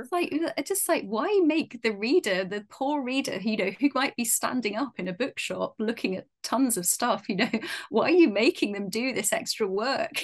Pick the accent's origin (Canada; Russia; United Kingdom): United Kingdom; being British